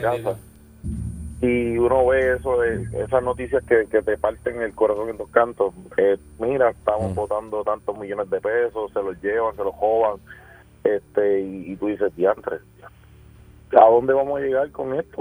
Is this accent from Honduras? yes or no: no; Caguas, Puerto Rico; yo soy de Cagua